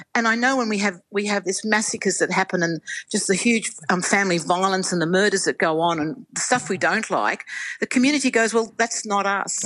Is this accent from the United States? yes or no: no; Australia; enormous pride and patriotism in being an Australian